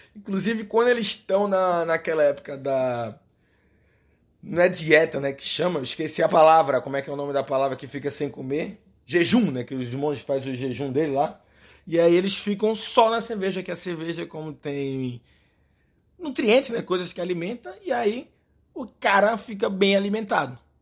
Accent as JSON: {"language": "Portuguese", "town": "Recife", "region": "Pernambuco", "country": "Brazil", "accent": "Recife", "said": "eu sou do Recife, eu falo cerveja a gente meio que suprime um pouco o R no Recife. Coisa da gente, nosso sotaque é o nosso charme."}